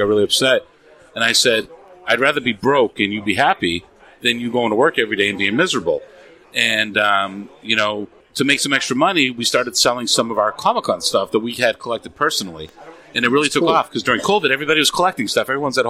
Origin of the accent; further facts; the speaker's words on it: Lowell, Massachusetts, United States; So, so I grew up in Massachusetts, right, in Lowell.